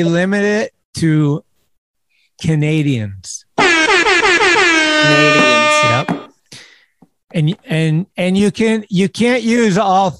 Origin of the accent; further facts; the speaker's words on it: United States; they fuck with us as Americans.